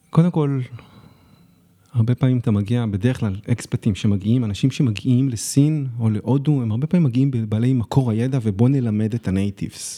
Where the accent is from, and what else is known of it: Israel; also born or lived in Shanghai, China